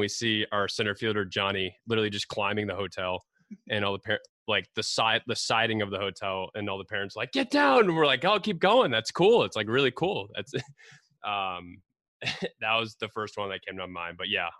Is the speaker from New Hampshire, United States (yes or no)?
no; Cleveland, Ohio, United States; I'm from Cleveland, so also a Midwest guy.